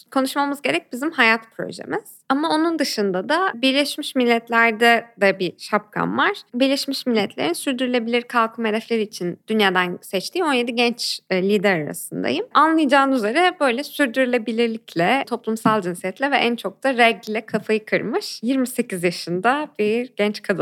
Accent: Ankara, Turkey; now in Istanbul, Turkey; Ankara'da doğup büyüdüm ve hala İstanbul'a tam ayak uyduramamış bir Ankaralıyım ama birkaç yıldır burada yaşıyorum.

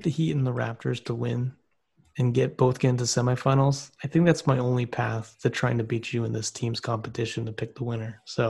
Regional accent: Southern California, United States; moved away as an adult; now in Bay Area, United States; I'm from Southern California

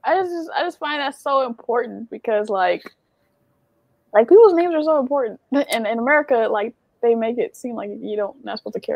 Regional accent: Michigan, United States; RIT is where, like, is where I'm from in Michigan. Mm-hmm. It's like Black, White, Arabic, Mexican.

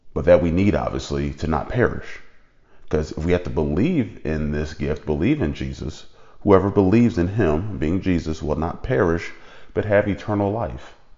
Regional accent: United States; being an American

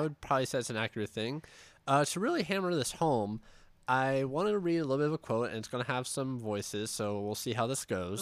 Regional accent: Pittsburgh, Pennsylvania, United States; we're from Pittsburgh

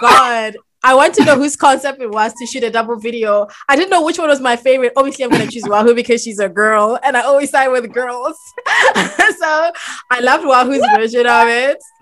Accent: Botswana; my home country, Botswana

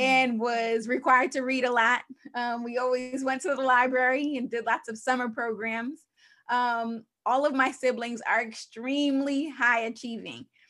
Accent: Long Island, New York, United States; my life story, uh, began in New York. I'm from Long Island, New York

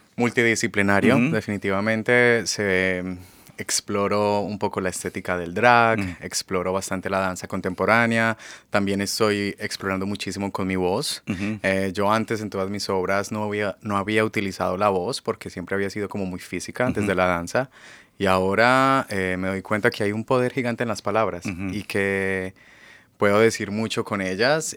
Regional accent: Colombia; first language Spanish; moved away as an adult; now in Seattle, United States; yo nací en Colombia y pasé pues casi toda mi vida allá y hace cinco años que resido aquí en Estados Unidos

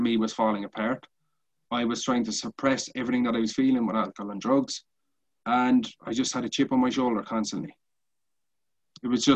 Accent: Cork, Munster, Ireland; We're both from Cork City

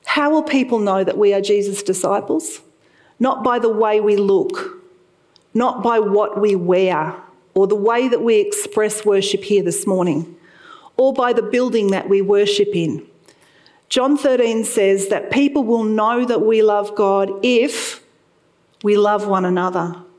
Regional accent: Sydney, New South Wales, Australia; moved away as an adult; now in Toowoomba, Australia; I lived there for 16 years, and I was born in the Sutherland Shire

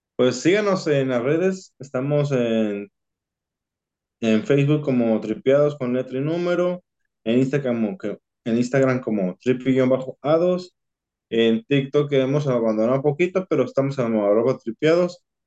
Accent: Mexico; los mexicanos nos quedamos atrás

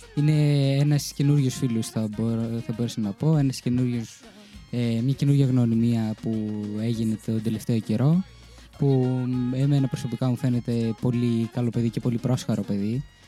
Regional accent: Thermi, Central Macedonia, Greece; moved away as an adult; now in Chania, Greece; εγώ που ήμουν από τη Θεσσαλονίκη

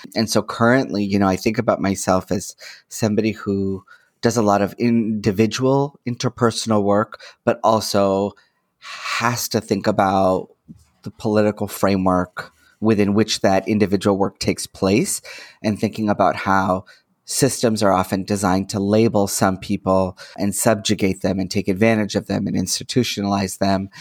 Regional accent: Toronto, Ontario, Canada; I'm born and raised in Toronto

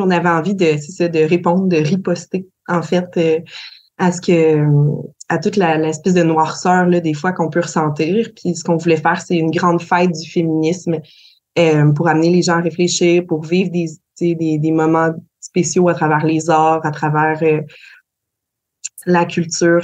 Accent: Gaspésie, Quebec, Canada; chez nous, en Gaspésie

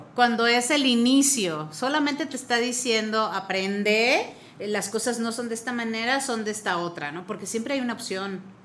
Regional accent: Mexico; Soy mexicana, soy mexicana.

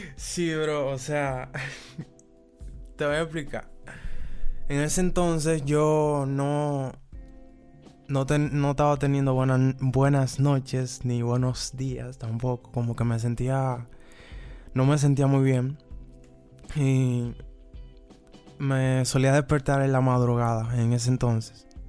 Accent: Santo Domingo, Distrito Nacional, Dominican Republic; soy de la República Dominicana, específicamente de Santo Domingo, la capital

